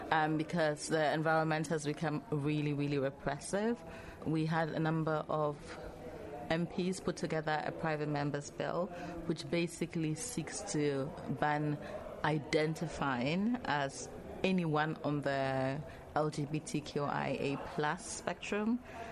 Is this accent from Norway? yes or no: no; Ghana; In terms of nationality, I come from Ghana. Ghana is also where I consider home, where I live.